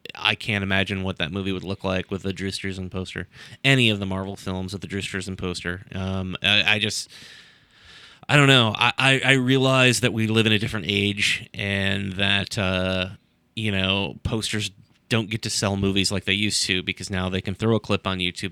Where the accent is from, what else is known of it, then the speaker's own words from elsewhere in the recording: Sandusky, Ohio, United States; my hometown, Sandusky, Ohio